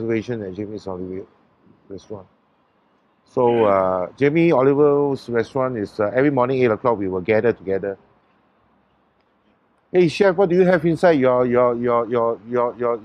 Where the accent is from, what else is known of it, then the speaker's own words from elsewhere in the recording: Singapore; I'm a Singaporean